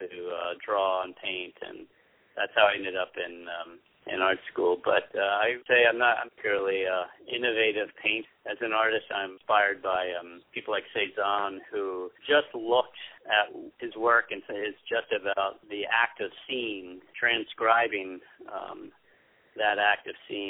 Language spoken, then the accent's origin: English; Washington, District of Columbia, United States; moved away as an adult; also born or lived in New York City, United States; now in Wurtsboro, United States; originally I'm from the Washington, D.C. area